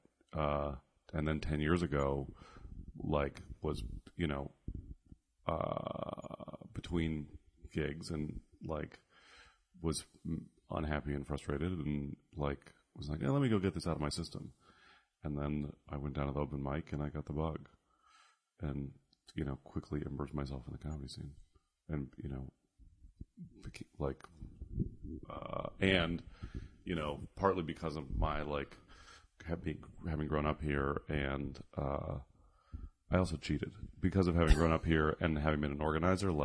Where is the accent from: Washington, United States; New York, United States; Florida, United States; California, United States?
California, United States; San Francisco; I grew up in San Francisco during the comedy boom